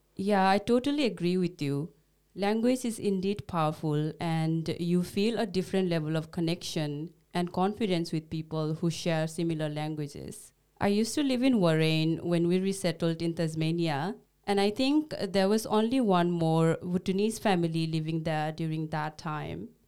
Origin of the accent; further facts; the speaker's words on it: Nepal; first language Nepali; English is a second language; moved away; my Nepalese culture is kind of an essence to my identity and my being. So, to me now, it symbolizes my native language, which is Nepali